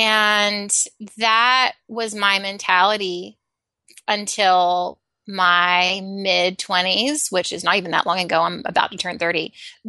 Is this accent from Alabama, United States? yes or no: yes; Alabama, United States; So I grew up in Alabama